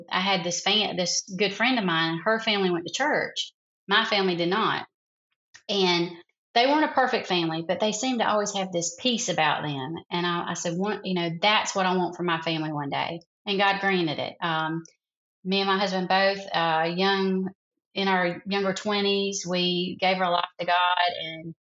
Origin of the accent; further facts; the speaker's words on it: South Carolina, United States; accent: Southern; I'm from a little small town in South Carolina